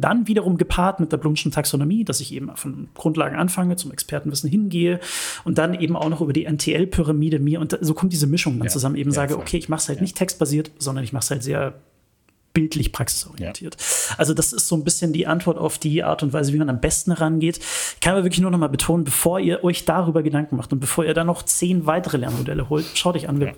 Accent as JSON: {"language": "German", "town": "Munich", "region": "Bavaria", "country": "Germany", "tie": "born or raised there", "said": "ich bin gebürtiger Münchner"}